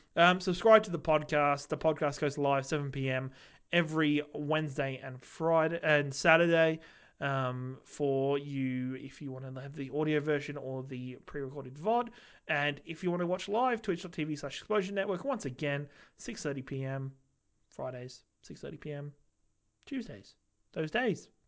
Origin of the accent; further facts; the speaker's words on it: England, United Kingdom; now in Australia; I'm English